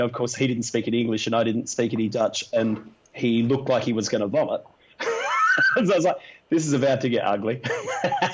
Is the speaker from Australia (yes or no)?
yes; Australia; we're fucking Aussie blokes